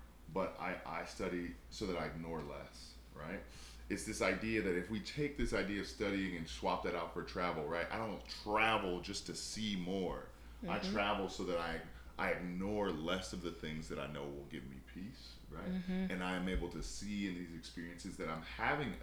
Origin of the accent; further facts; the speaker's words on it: Chicago, Illinois, United States; We're from Chicago